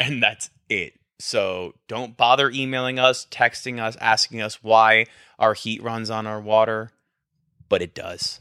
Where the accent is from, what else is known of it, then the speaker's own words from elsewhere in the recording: New Jersey, United States; now in Texas, United States; I'm from New Jersey. I'm from the Northeast.